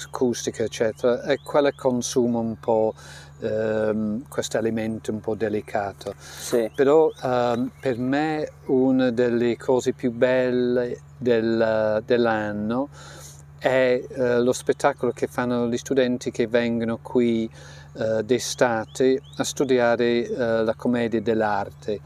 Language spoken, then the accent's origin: Italian; Yorkshire and the Humber, United Kingdom; Italian is a second language; moved away; Io sono dello Yorkshire e la casa in cui sono cresciuta eh, era un po' freddina d'inverno